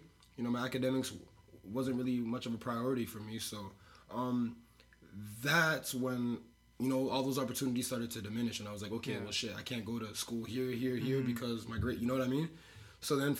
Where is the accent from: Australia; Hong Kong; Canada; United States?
Canada; being a Canadian athlete